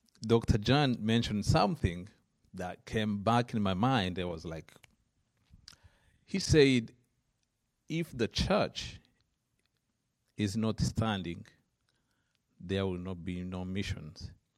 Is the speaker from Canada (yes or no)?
no; Rwanda; I am from Rwanda, originally. I was born and grew up in Rwanda.